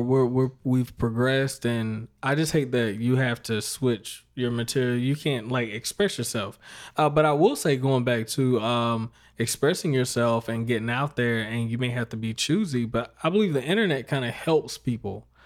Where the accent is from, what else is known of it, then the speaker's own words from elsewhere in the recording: Fayetteville, North Carolina, United States; I grew up around Fayetteville, North Carolina, Fort Bragg Base.